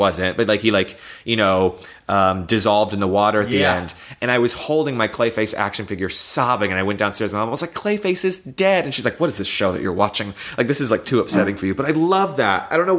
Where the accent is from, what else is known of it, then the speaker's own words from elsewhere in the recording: the South, United States; I grew up in the South, and, you know, part of our culture there is to just shove everything down and not talk about things and pretend everything's okay.